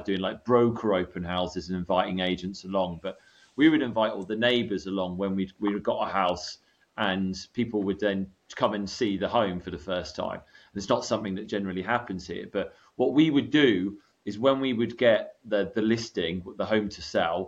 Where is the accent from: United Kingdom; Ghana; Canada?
United Kingdom; moved away as an adult; also born or lived in California, United States; I was British, I feed myself as a British real estate agent